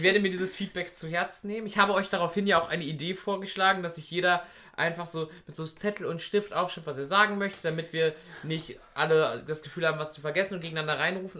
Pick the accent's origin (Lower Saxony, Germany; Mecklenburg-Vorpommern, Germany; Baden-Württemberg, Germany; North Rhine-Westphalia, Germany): North Rhine-Westphalia, Germany; Münster; als Münsteraner